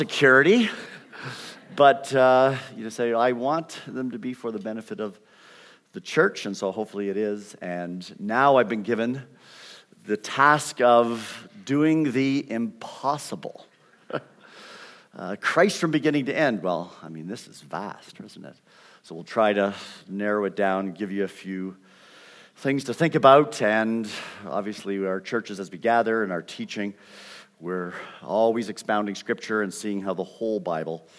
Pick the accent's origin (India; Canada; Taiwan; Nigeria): Canada; accent: Canadian; moved away as an adult; also born or lived in Vancouver, British Columbia; now in United States; You will pick up a Canadian accent. I've been in the United States since I was 18 years old, but I still maintain it, and students still identify me as Canadian